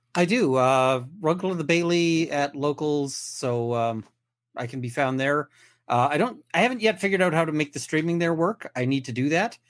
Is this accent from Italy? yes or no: no; Canada; I'm a Canadian criminal defense and firearms lawyer